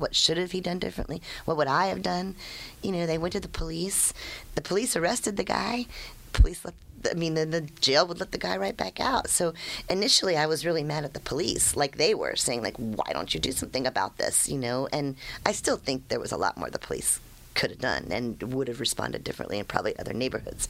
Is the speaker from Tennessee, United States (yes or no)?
no; D.C., District of Columbia, United States; I grew up outside of Washington, D.C.